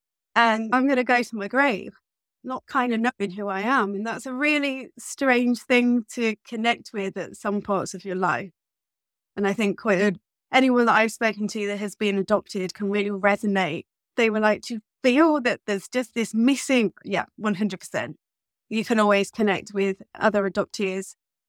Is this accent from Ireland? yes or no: no; England, United Kingdom; born there; Growing up, I have to say, I was born in 1983 in England.